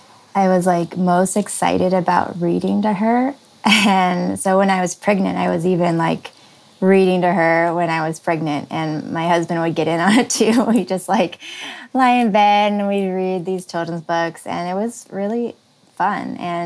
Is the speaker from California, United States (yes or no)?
yes; California, United States; also born or lived in Illinois; So I was born in Illinois and lived there until first grade. And then halfway through first grade, we made a cross-country trip to California.